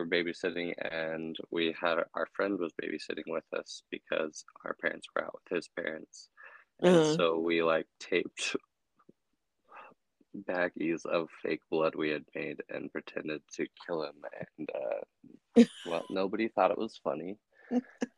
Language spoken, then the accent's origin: English; Brigham City, Utah, United States; I am originally from Brigham City, Utah